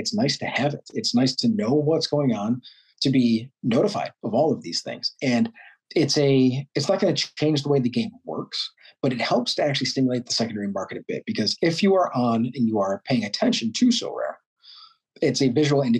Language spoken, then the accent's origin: English; New York, United States; born and raised in New York